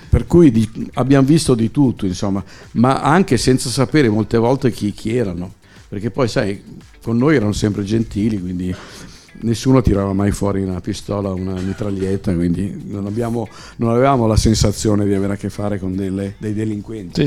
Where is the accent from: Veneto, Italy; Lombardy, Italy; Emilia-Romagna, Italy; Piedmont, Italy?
Lombardy, Italy; Milan; sono milanese, mia mamma parlava solo dialetto.